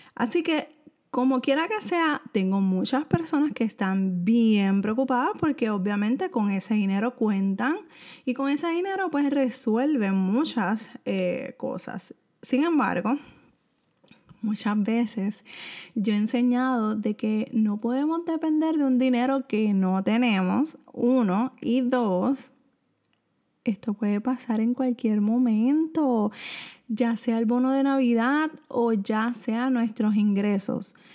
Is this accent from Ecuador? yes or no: no; Puerto Rico; soy de Puerto Rico